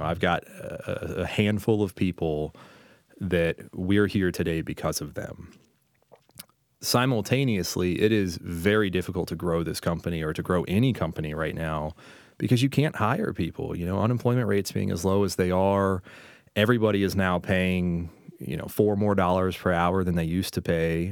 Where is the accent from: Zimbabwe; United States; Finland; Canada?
United States; St. Petersburg, Florida; now in Richmond, United States; I'm from Saint Pete, Florida